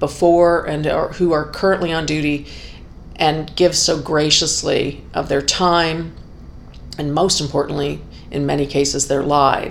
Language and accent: English; Canada; the freedom and the peace that I enjoy here as a Canadian